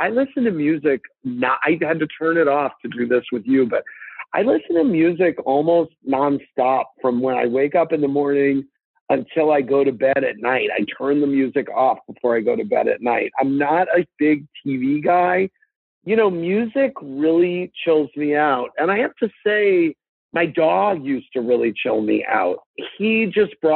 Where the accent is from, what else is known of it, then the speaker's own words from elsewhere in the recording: St. Louis, Missouri, United States; I grew up in St. Louis with two parents and a sister